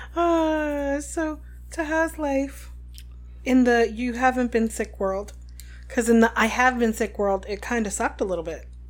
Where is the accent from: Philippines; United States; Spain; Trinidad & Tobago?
United States; New Jersey; we're from New Jersey.